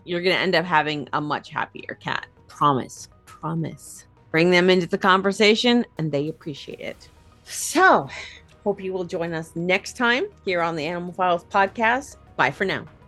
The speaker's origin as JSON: {"language": "English", "country": "United States", "also_born_or_lived": "New York / New Jersey", "said": "I am from Pennsylvania, New York, New Jersey. We say radiator"}